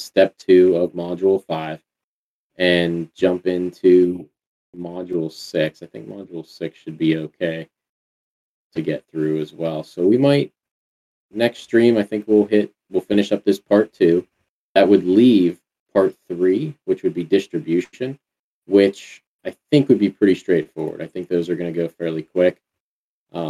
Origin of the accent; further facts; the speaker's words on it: Western Pennsylvania, United States; I'm from Western Pennsylvania